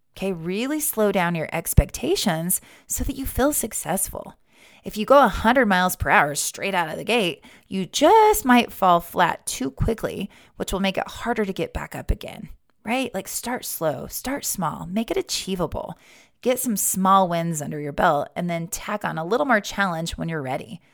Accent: Wyoming, United States; Growing up in Wyoming

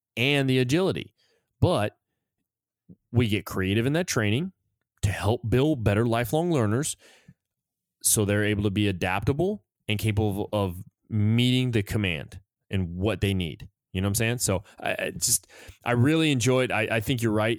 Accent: United States; moved away; we feel safer here than we do in our own country

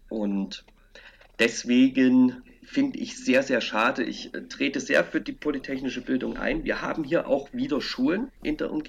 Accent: East Germany, Germany; Äh, ich bin ein Kind der DDR. Wir hatten den polytechnischen Unterricht, hatte ich bis zur vierten Klasse.

